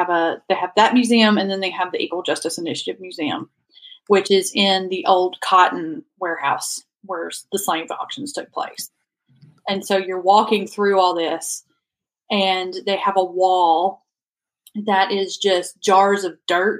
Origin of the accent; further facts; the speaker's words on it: Gadsden, Alabama, United States; moved away as an adult; now in Mississippi, United States; I grew up in Alabama, lived in Mississippi for about 15, 16 years now.